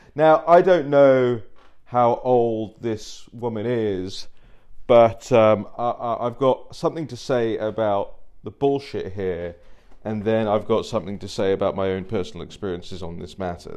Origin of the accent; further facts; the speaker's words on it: London, United Kingdom; moved away as an adult; now in United States; I grew up in Uxbridge. I grew up in London